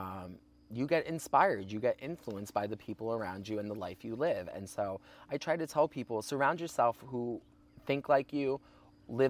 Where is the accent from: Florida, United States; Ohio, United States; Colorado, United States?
Ohio, United States; moved away; also born or lived in Sleepy Hollow, New York; I grew up in Ohio, a Midwest country, I mean, state